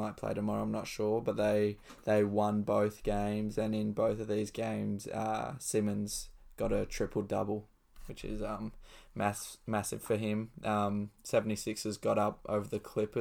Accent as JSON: {"language": "English", "country": "Australia", "said": "as an Australian"}